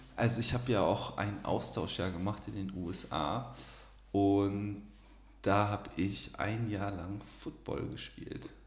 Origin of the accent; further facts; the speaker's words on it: Osnabrück, Lower Saxony, Germany; also born or lived in Kiel / Munich; now in Cologne, Germany; Also ich bin nicht in Osnabrück geboren, aber meine Familie wohnt ja auch noch da und das würde ich Osnabrück würde ich jetzt so als Heimat bezeichnen.